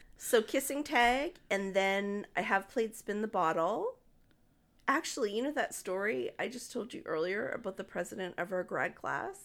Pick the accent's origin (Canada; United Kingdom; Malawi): Canada; Moncton, New Brunswick; also born or lived in Dartmouth, Nova Scotia; When I was nine years old, at the end of grade three, we moved from Dartmouth to Moncton